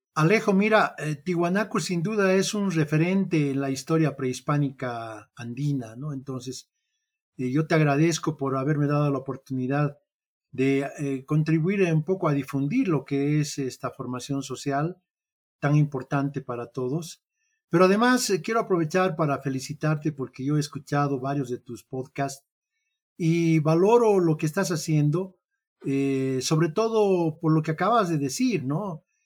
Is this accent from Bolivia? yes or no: yes; Bolivia; como boliviano